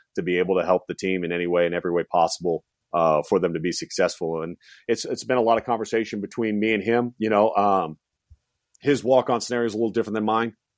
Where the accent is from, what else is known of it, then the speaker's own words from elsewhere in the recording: West Coast, United States; growing up on the West Coast